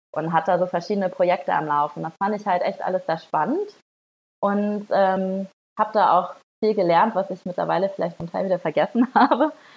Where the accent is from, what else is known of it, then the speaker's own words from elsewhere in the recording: Northern Germany, Germany; moved away; ich komme auch aus Norddeutschland